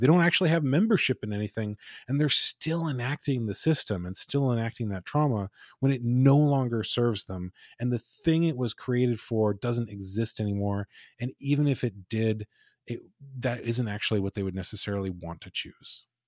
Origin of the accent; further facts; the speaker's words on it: United States; I'm told I'm an American